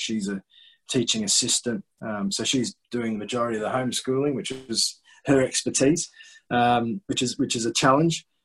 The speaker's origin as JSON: {"language": "English", "country": "Australia", "also_born_or_lived": "North East England", "moved": "as an adult", "said": "as an 18, 19 year old, I came over, as many Australian young cricketers"}